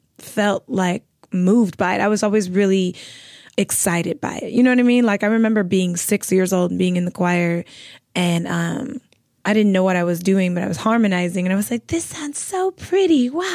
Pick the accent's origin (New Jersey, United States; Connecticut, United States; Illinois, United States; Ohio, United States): Illinois, United States; Chicago; South suburbs, where all good things in music come from, apparently.